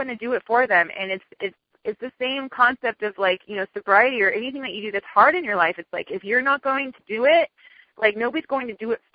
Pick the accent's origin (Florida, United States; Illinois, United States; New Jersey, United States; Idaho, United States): Florida, United States; Miami; I'm from Miami. I'm born and raised in Miami